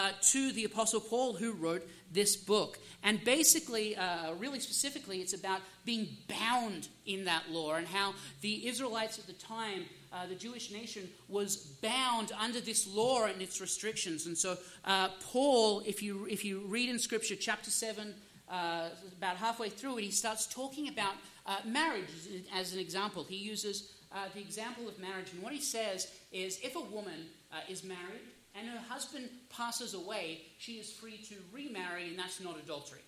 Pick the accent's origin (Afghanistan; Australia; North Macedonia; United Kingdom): Australia; now in United States; I'm Australian by birth. I'm actually a U.S. citizen now